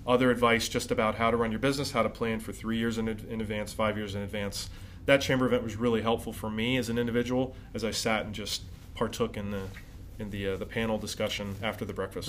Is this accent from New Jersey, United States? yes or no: no; West Chester, Pennsylvania, United States; I'm from Chester County, from uh, Westchester originally